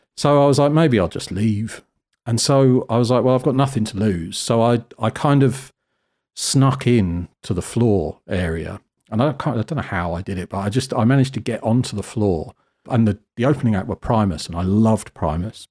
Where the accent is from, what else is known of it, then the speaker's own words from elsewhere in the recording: Cornwall, South West England, United Kingdom; moved away; I grew up in Cornwall, which is, uh, the very sort of southwest bottom edge of the country.